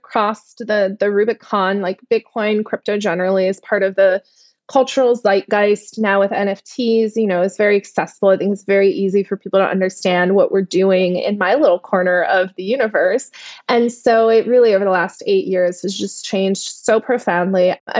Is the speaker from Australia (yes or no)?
no; Netherlands; English is a second language; And my family is from Turkey. I grew up in the Netherlands, traveled a lot, lived in a lot of different places around the world.